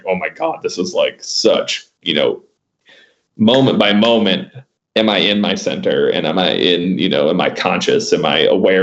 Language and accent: English; Michigan, United States; now in Barnardsville, North Carolina, United States; I'm originally from Michigan